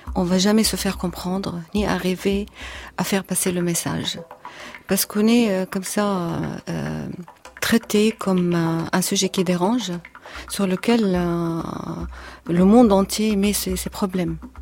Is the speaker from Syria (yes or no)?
yes; Syria; moved away as an adult; now in France; La première fois quand j'ai quitté la Syrie en 2012